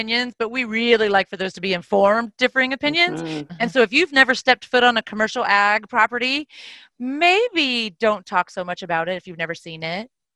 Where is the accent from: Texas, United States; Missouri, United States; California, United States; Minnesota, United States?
Texas, United States; I'm from Texas